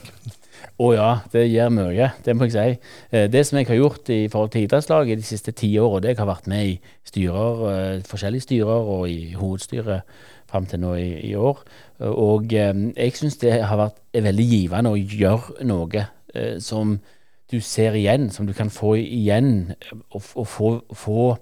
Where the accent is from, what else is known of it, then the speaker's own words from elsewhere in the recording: Norway; sjøl har jeg vokst opp i Verdalen og har eh, spilt mine kamper på Voll idrettslag